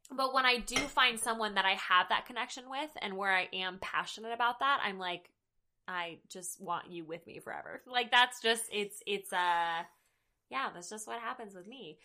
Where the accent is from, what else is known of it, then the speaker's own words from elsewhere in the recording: the South, United States; I'm from the South.